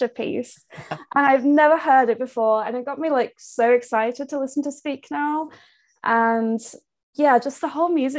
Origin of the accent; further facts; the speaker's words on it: United Kingdom; I'm from the UK.